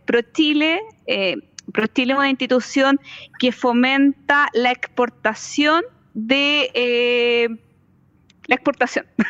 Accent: Chile

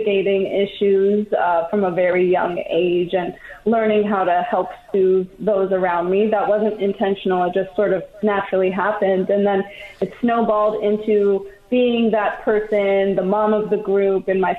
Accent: Los Angeles, California, United States; accent: Valley Girl; I grew up in West Hills, California

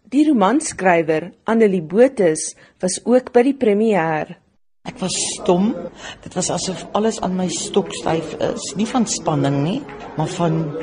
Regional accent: South Africa; ek het in die Kamenasi naby Johannesburg groot geword. Tot ek 12 jaar oud was het ek gedoog die wêreld stop op George

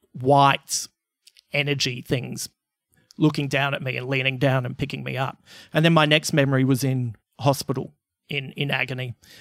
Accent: Croydon, London, United Kingdom; when I was a kid growing up in West Croydon, there was the local gang, the CMFs, the Croydon motherfuckers.

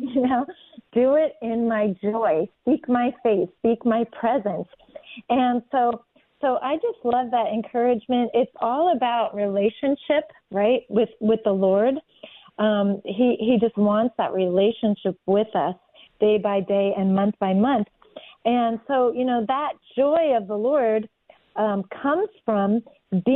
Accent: New Jersey, United States; I'm from New Jersey

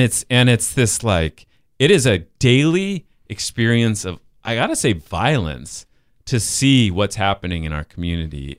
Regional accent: Salt Lake City, Utah, United States; moved away; I'm from Salt Lake City

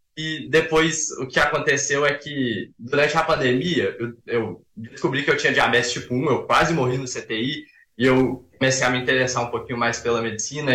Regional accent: Belo Horizonte, Minas Gerais, Brazil; eu sou de BH, tenho 19 anos

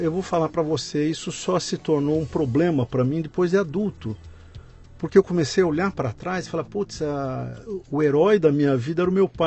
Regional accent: Presidente Venceslau, São Paulo, Brazil; accent: caipira; moved away; also born or lived in São Carlos; E me criei em Presidente Venceslau.

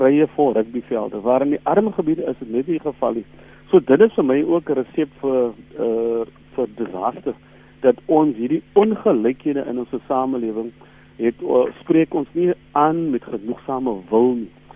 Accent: South Africa; as Suid-Afrikaners

